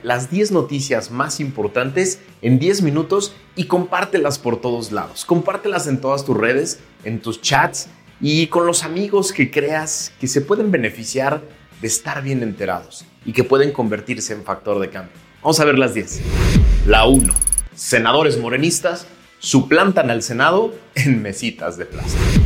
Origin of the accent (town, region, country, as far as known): Mexico